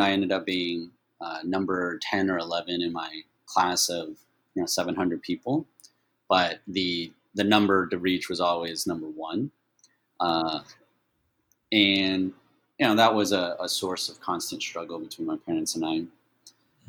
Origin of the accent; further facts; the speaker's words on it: Dallas, Texas, United States; English is a second language; moved away as an adult; also born or lived in Taiwan / Atlanta, Georgia / Austin, Texas / Italy; now in Taipei, Taiwan; I grew up in Dallas, Fort Worth